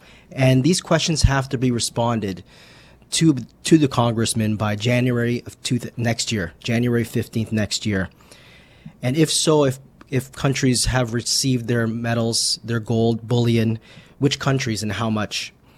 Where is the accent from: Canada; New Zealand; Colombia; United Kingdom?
Canada; for Canadians being being Canadian, we're going to, you know, take a little bit more for Canadians.